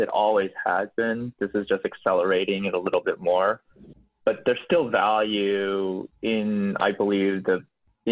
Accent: Boulder, Colorado, United States; now in San Francisco, United States; I was born in Boulder, Colorado

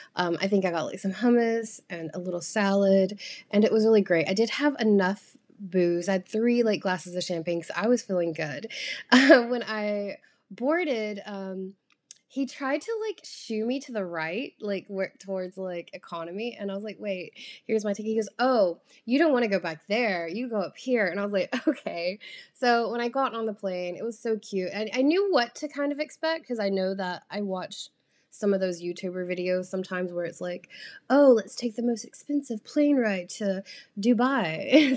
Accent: United States; I'm an American

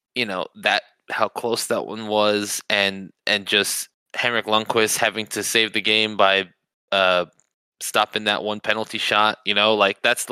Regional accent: United States; being American

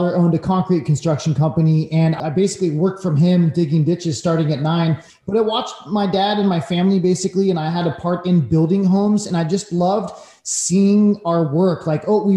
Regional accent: Sonoma, California, United States; also born or lived in Leucadia, Encinitas, California; now in Encinitas, United States; originally from San Francisco Bay Area, little town called Sonoma Valley. Currently, I live in Leucadia

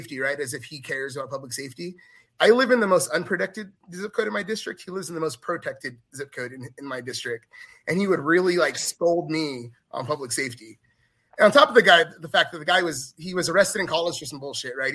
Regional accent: Kern County, California, United States; also born or lived in Los Angeles, California; My district's huge, but I've lived in it my entire life

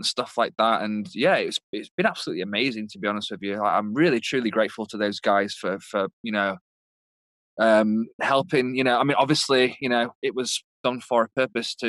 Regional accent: United Kingdom; moved away; I'm obviously British

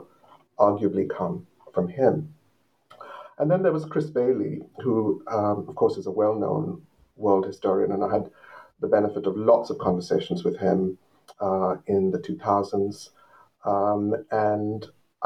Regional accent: Colombo, Western Province, Sri Lanka; moved away; I grew up in Colombo on the coast of Sri Lanka, facing the Indian Ocean, very close to the sea, in fact

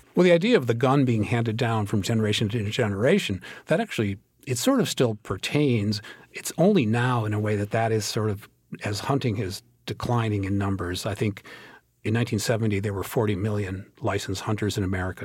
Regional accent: Minnesota, United States; I grew up in Minnesota.

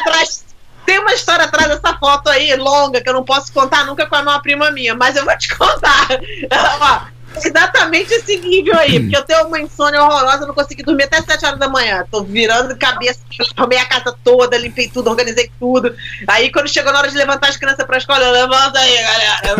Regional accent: Brazil; moved away; Aprendi na escola no Brasil

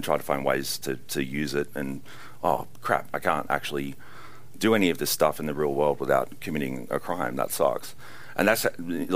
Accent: Australia; being Australian, and you know, just coming from an awful convict

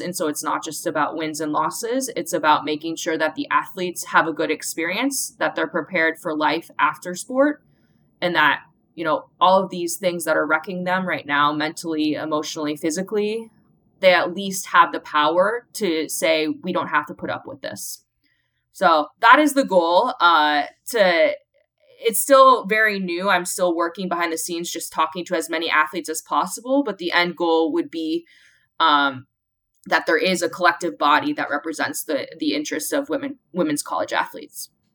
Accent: Iowa, United States; I grew up in Iowa um, in the mid 90s

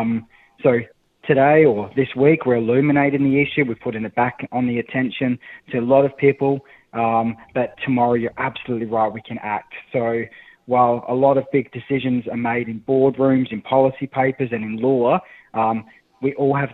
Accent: Australia; an Australian bloke

